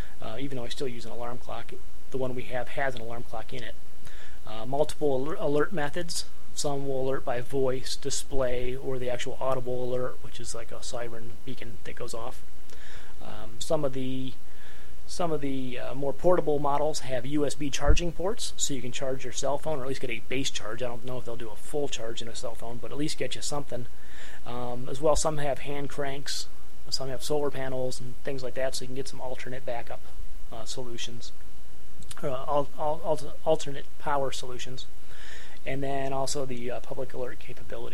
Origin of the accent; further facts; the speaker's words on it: Northeast Ohio, United States; now in Northeast Indiana, United States; We're here in Northeast Indiana. I grew up in Northeast Ohio